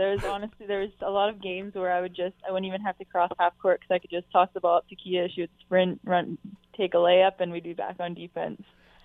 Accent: Hamilton, Ontario, Canada

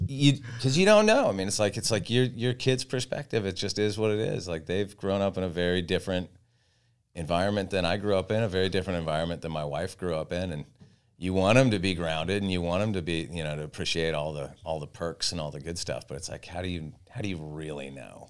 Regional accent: Santa Barbara, California, United States; I grew up in Santa Barbara and was a total beach kid

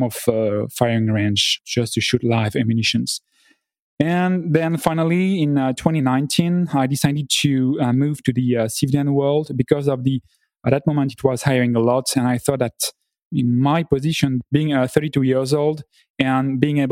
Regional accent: Dunkirk, Hauts-de-France, France; moved away as an adult; now in Hong Kong; I'm from France. I was a French fighter pilot in the French Air Force. Basically, I grew up at Dunkirk, that is a town very north of France

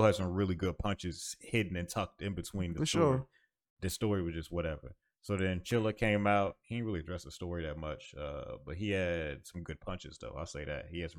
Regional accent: New Jersey, United States; I'm from Jersey. This is what we call it.

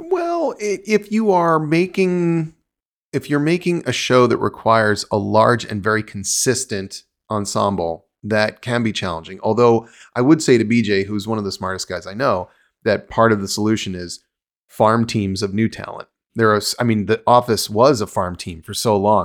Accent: United States; born or raised there; moved away as an adult; also born or lived in New Jersey / Los Angeles

